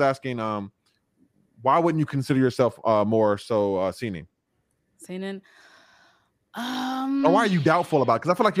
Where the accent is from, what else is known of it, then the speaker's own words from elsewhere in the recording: United States; I'm speaking in like as an American